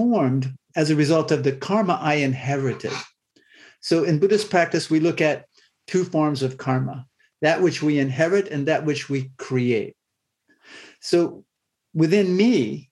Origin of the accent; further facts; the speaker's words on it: Waterford, Pennsylvania, United States; I grew up in Northwest Pennsylvania in a small rural farming community, a town named Waterford. It's just south of Erie, Pennsylvania